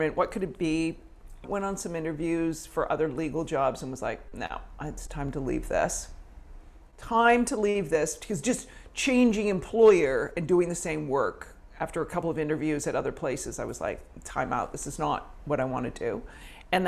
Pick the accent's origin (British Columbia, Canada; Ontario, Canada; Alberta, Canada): British Columbia, Canada; Victoria; moved away as an adult; also born or lived in Manhattan, New York; now in New York, United States; I grew up in Victoria, British Columbia